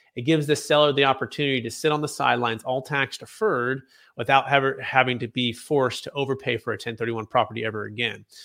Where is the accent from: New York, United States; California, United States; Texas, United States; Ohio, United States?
California, United States; Bay Area, Northern; growing up in the Bay Area, uh, in Cal, Northern California